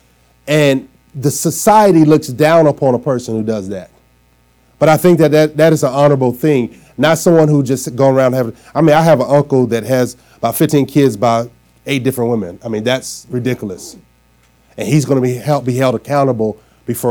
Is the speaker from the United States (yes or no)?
yes; Arkansas, United States; now in Trenton, United States; I'm from down south, and we say yes, sir, no, sir, yes, ma'am, no, ma'am. And when I moved from Arkansas to New Jersey, I moved right into Trenton